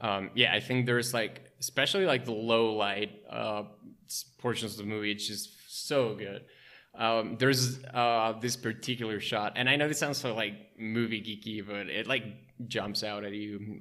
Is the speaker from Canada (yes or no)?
no; Mexico City, Mexico; also born or lived in Wisconsin; I was born and raised in Mexico City